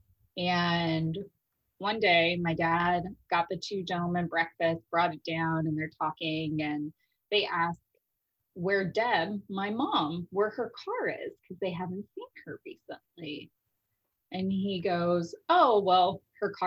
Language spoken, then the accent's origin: English; Las Vegas, Nevada, United States; also born or lived in Chicago, Illinois; originally before I grew up in Las Vegas and I was originally in Chicago with my family and then we moved to Las Vegas and I did middle school, high school and all that later on